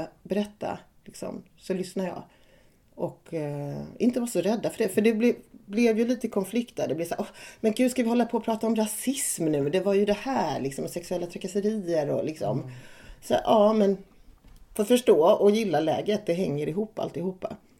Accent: Värnamo, Jönköping County, Sweden; accent: lite småländska; moved away; also born or lived in Malmö; jag är uppvuxen i Värnamo och i Hårda som ligger utanför Värnamo

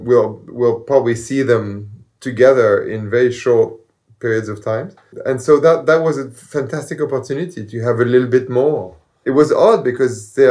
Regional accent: Paris, Île-de-France, France; moved away as an adult; now in United States; I grew up in Paris, in the left bank of Paris, in Saint-Germain-des-Prés

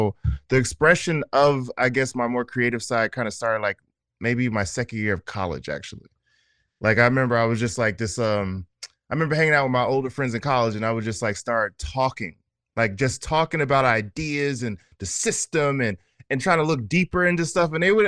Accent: New Jersey, United States; also born or lived in Atlanta / Houston / Los Angeles / Oakland; now in Brooklyn, United States; Yeah, I'm originally from New Jersey, but New York is my home. It took me a long time to accept that. I've lived in several places, Atlanta, Houston, LA, Oakland.

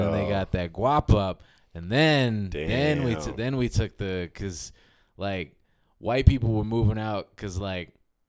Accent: Southfield, Michigan, United States; born or raised there; also born or lived in Detroit, Michigan / Bloomfield, Michigan

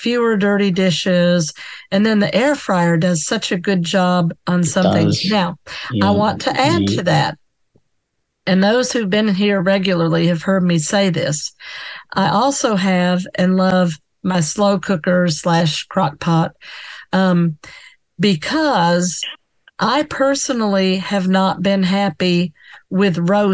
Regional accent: the South, United States; I'm Southern too

